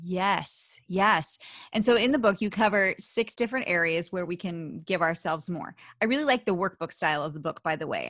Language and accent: English; Philadelphia, Pennsylvania, United States; accent: Philly; my Philly accent